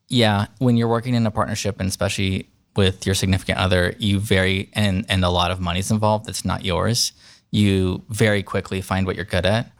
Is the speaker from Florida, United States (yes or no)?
no; the Bay Area, Northern California, United States; now in Columbus, United States; I was born in California, grew up there